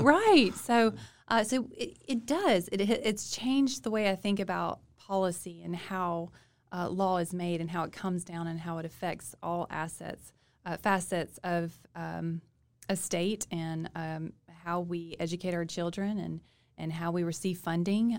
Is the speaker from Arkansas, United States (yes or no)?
no; Monroe, Louisiana, United States; I grew up in Monroe, city girl.